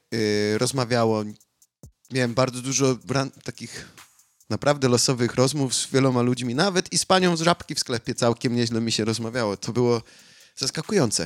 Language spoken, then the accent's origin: Polish; Australia; jestem z Australii